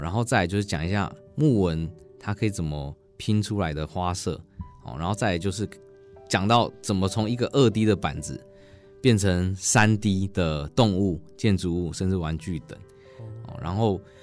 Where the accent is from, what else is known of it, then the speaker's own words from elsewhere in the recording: Changhua County, Taiwan; 走进彰化，我们家乡比较缺乏资源的小学